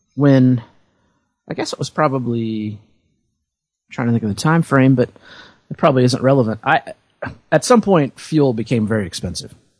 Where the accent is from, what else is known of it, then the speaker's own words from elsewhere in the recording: Indiana, United States; I grew up in Indiana